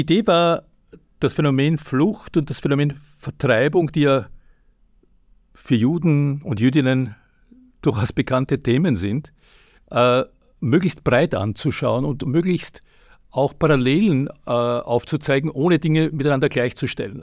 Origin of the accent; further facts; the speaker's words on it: Austria; als Österreicher